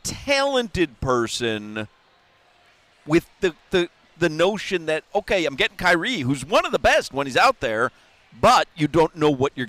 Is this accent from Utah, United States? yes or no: no; Minnesota, United States; accent: Minnesota; My Minnesota accent is very similar to my Canadian accent.